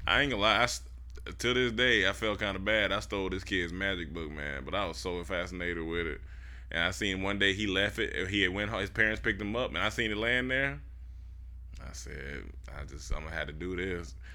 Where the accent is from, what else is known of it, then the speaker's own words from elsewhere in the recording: Miami, Florida, United States; moved away as an adult; I was from Miami